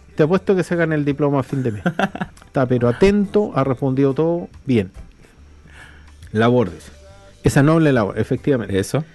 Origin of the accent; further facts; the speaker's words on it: Chile; moved away; also born or lived in Viña del Mar, Chile / United States; yo después me fui del Cajón del y me fui a vivir a Viña del Mar, me fui a Estados Unidos, regresé y vuelvo así al pueblo visitando la iglesia